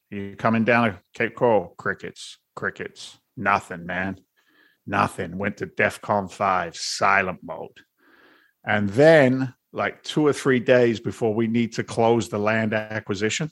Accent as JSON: {"language": "English", "region": "London", "country": "United Kingdom", "moved": "yes", "lives_now": "Boston, United States", "said": "I'm an immigrant from London, England. And now I live in Boston. You put that accent together"}